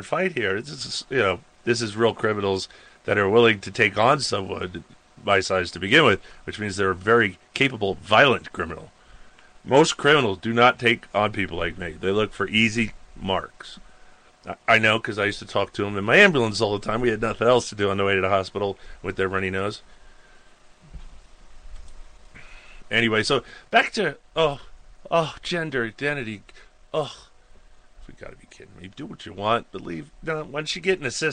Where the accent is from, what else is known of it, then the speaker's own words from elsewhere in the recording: Suffolk County, Long Island, New York, United States; now in Montana, United States; I came from Long Island, New York.